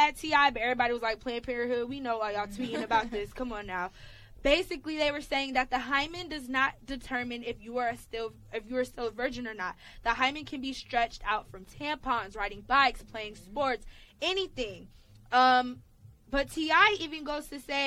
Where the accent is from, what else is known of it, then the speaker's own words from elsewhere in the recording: Atlanta, Georgia, United States; Y'all know I'm from Atlanta.